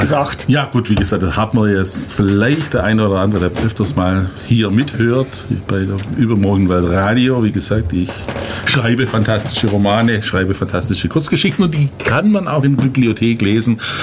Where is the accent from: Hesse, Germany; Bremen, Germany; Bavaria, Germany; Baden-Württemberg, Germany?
Baden-Württemberg, Germany; Heidenheim; Ich komme ja aus Heidenheim